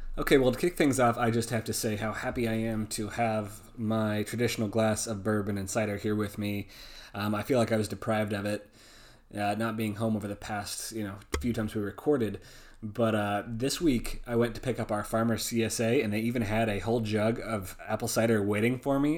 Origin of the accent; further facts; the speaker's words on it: West Coast, United States; now in Northeast, United States; growing up on the West Coast.